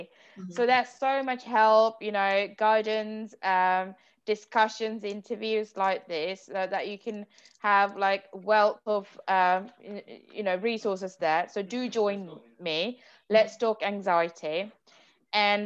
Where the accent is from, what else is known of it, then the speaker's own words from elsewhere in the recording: Sri Lanka; now in London, United Kingdom; I grew up in Sri Lanka